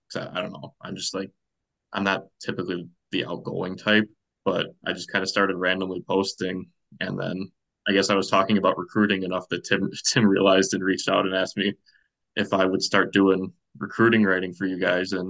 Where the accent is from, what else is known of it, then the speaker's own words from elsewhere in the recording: Chicago suburbs, Illinois, United States; moved away as an adult; I'm from the Chicago suburbs.